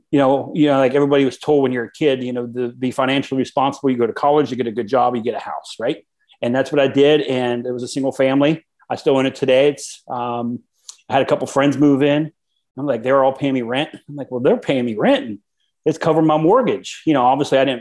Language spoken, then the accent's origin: English; South Central Pennsylvania, United States; I grew up in South Central PA